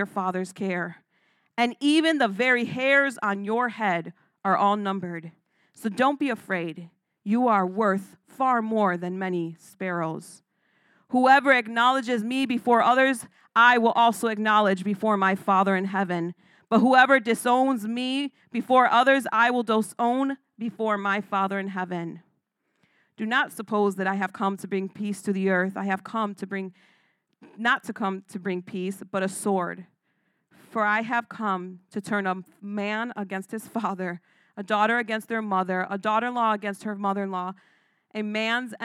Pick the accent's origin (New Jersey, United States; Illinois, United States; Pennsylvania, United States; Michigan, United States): Illinois, United States; Chicago; I was born and raised in Chicago